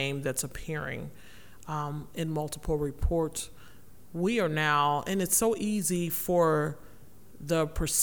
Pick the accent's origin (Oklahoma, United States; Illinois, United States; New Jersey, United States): Illinois, United States; Rockford; growing up in Rockford